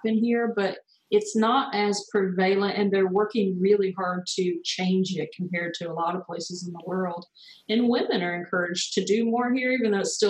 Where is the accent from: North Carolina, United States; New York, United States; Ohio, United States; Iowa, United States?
North Carolina, United States; accent: US; also born or lived in Denver, Colorado; now in Portugal; I'm originally from North Carolina, and then I moved to Denver, Colorado, where I spent about a decade